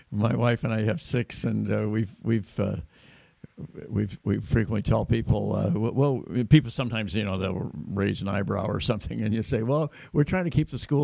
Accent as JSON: {"language": "English", "town": "Davis", "region": "California", "country": "United States", "tie": "born or raised there", "said": "I grew up in Davis"}